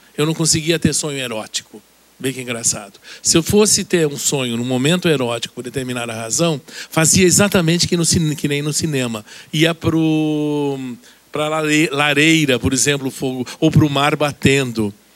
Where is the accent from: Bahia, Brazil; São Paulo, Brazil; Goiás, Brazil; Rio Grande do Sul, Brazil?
São Paulo, Brazil; Santos; Eu nasci em Santos, o que é um dado muito importante, na verdade, para mim nascer numa cidade pequena